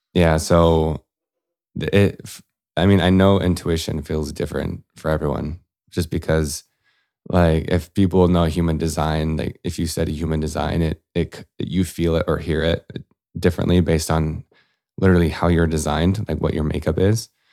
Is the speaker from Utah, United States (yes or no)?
yes; Salt Lake City, Utah, United States; I grew up in Salt Lake City